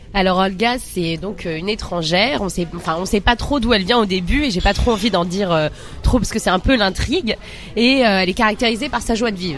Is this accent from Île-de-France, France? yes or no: yes; Seine-Saint-Denis, Île-de-France, France; on est sous bois 9-3